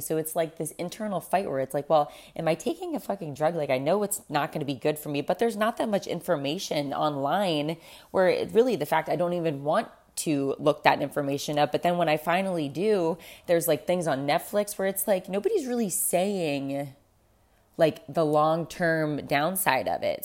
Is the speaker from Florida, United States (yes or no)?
yes; South Florida, United States; I grew up in South Florida